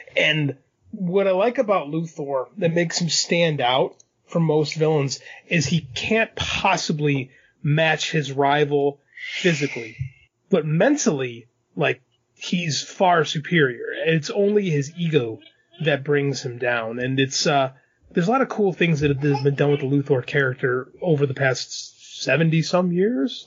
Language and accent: English; Chicago, Illinois, United States; I grew up in Chicago